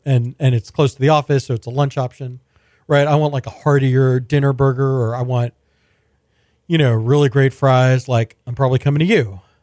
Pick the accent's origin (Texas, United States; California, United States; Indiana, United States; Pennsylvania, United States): Texas, United States; Sugar Land; I grew up in Sugarland